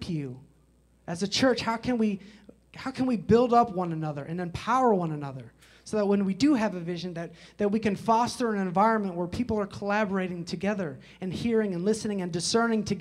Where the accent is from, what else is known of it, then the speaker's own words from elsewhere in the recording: Chicago, Illinois, United States; I grew up in Chicago, especially during the 90s